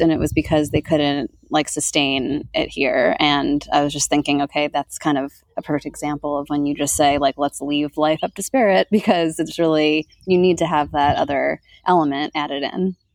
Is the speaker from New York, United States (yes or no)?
yes; New York, United States; now in Sedona, United States; I grew up in New York where like right outside of New York City, 30 minutes away